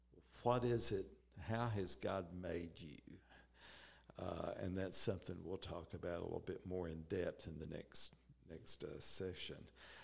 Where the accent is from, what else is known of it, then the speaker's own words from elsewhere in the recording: Southern United States, United States; But being a Southerner, I wanted to come back where it was warm, and that's how we got to Reisland Foods.